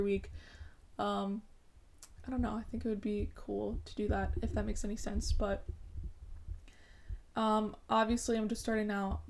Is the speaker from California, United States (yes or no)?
no; Madison, Connecticut, United States; I'm from Madison, Connecticut, and I'm currently a college student